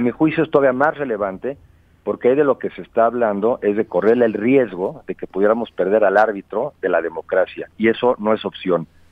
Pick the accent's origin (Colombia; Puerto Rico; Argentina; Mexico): Mexico; somos los mexicanos